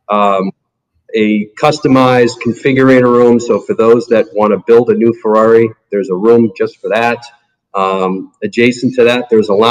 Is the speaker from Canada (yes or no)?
no; Massachusetts, United States; moved away as an adult; also born or lived in Cleveland, Ohio; now in Naples, United States; I grew up in Massachusetts